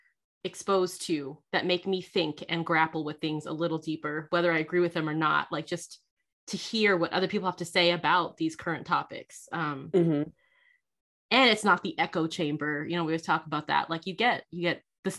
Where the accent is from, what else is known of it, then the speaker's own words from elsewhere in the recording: Southern California, United States; I grew up in Southern California, mostly white and Hispanic people